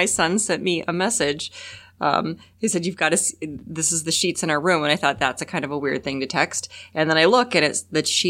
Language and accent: English; Fairbanks, Alaska, United States; I'm from Fairbanks.